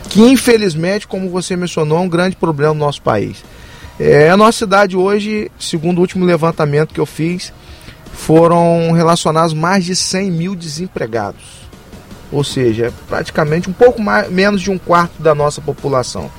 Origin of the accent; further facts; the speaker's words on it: Campos dos Goytacazes, Rio de Janeiro, Brazil; eu sou de Campos